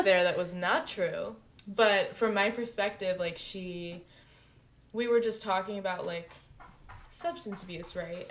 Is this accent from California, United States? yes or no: yes; Pacifica, California, United States; my hometown Pacifica